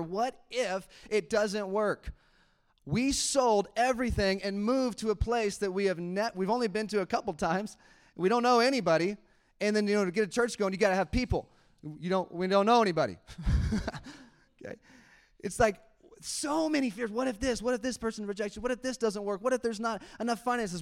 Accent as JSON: {"language": "English", "country": "United States", "said": "I am an American."}